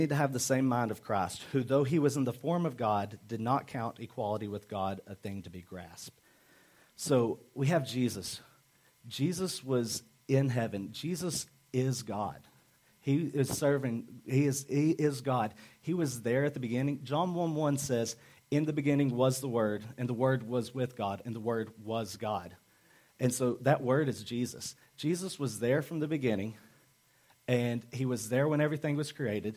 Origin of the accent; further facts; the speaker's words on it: Arkansas, United States; I'm from Arkansas